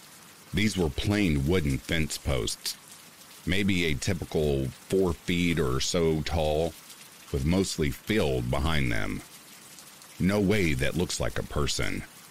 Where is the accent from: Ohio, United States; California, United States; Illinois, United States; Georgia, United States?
California, United States; Orange County; I grew up in Orange County, California.